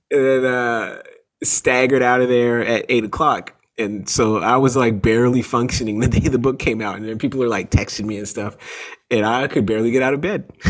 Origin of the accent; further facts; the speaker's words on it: Toronto, Ontario, Canada; I grew up in Canada. I grew up in Toronto. My parents are American.